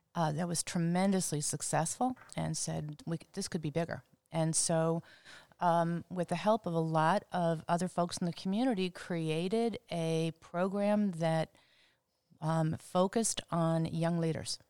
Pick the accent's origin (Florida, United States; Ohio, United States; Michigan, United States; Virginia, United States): Ohio, United States; Cleveland; moved away as an adult; also born or lived in Cincinnati; I am from Cleveland.